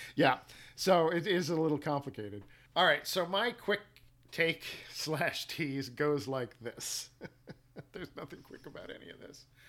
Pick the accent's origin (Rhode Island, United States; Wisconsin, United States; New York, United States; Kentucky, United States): New York, United States; New York City; moved away; also born or lived in Midwest; I was born in Manhattan and I was raised in Brooklyn